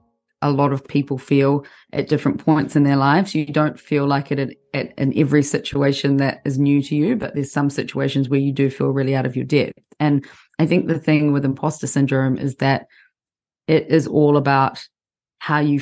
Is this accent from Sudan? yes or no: no; New Zealand; moved away as an adult; also born or lived in London, United Kingdom; I'm from New Zealand originally. New Zealand's a very small country.